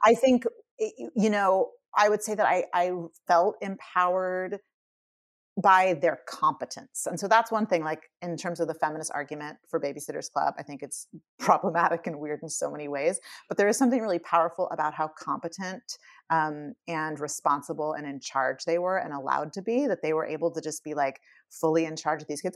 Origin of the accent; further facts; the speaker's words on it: California, United States; as a kid growing up in California